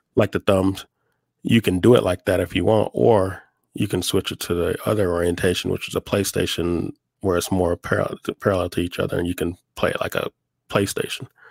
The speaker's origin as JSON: {"language": "English", "region": "Oklahoma", "country": "United States", "moved": "yes", "lives_now": "Albuquerque, United States", "said": "I'm from Oklahoma originally. I live in Albuquerque now."}